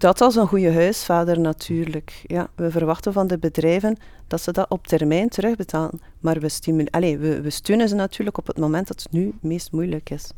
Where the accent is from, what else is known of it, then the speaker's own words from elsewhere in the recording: Flanders, Belgium; wij als Vlaming